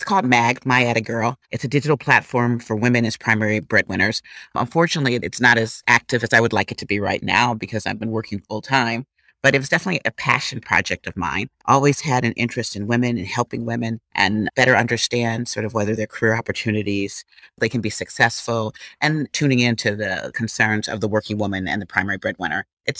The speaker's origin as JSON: {"language": "English", "region": "Wisconsin", "country": "United States", "moved": "as an adult", "said": "I'm from the Midwest. I'm a cheesehead from Wisconsin. Went to school on the East Coast. Went to graduate school at Wharton."}